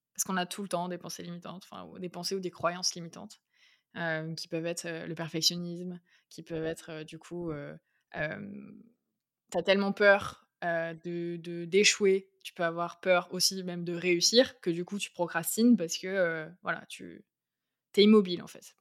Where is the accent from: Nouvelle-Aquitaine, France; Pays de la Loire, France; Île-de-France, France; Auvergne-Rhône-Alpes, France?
Nouvelle-Aquitaine, France; Bergerac; also born or lived in Paris; now in Bordeaux, France; je suis née à Bergerac, en Dordogne